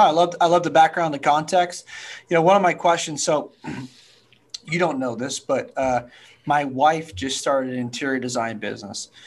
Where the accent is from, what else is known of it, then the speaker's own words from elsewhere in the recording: Napa, Sonoma, California, United States; also born or lived in Orange County / Santa Barbara / San Diego / Atlanta; now in Houston, United States; I grew up in the wine country, Napa, Sonoma, and California